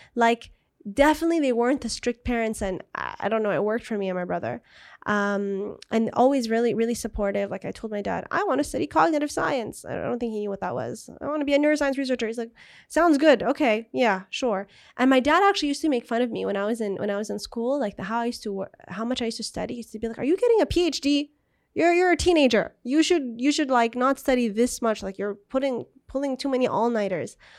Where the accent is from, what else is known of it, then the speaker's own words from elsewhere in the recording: Jeddah, Makkah Province, Saudi Arabia; also born or lived in San Diego, United States; now in Riyadh, Saudi Arabia; We're from Jeddah. Beautiful, beautiful city on the Red Sea